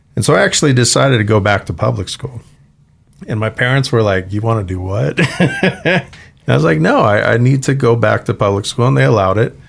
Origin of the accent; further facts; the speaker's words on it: Santa Ana, California, United States; moved away as an adult; now in Idaho, United States; I grew up in Santa Ana, all the way from Low-Wycombe housing, gang territories to million-dollar homes